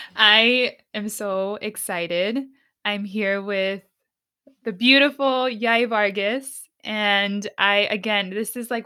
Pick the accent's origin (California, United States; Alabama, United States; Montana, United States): California, United States; San Diego; I'm from the opposite side. I'm from the West Coast. You know, growing up in San Diego is so different.